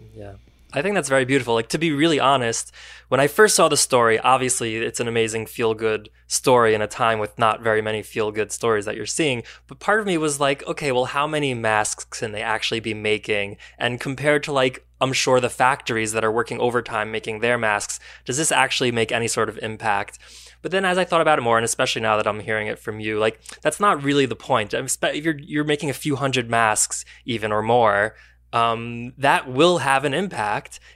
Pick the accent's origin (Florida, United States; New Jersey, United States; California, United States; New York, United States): New Jersey, United States; Teaneck; Rifki and I are both from Teaneck